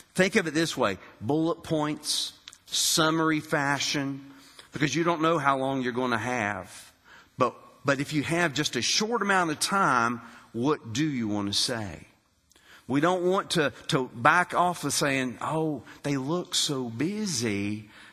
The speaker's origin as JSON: {"language": "English", "region": "West Virginia", "country": "United States", "tie": "born or raised there", "also_born_or_lived": "Daytona Beach, Florida / North Carolina / Alabama / Arizona", "moved": "as an adult", "said": "I grew up in West Virginia in a loving home with my mother, my father, and my sister"}